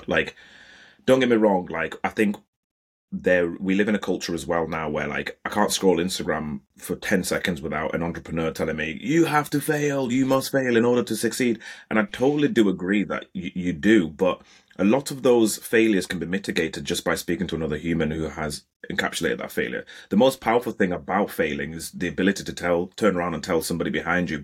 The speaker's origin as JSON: {"language": "English", "town": "Bradford", "region": "Yorkshire and the Humber", "country": "United Kingdom", "tie": "born or raised there", "said": "I love growing up in Bradford"}